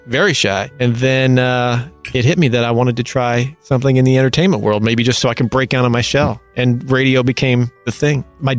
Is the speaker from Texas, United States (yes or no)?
yes; Texas, United States; also born or lived in San Francisco; now in Los Angeles, United States; Well, I live in LA. I'm originally from Texas, but I live in LA for the last 20-something years.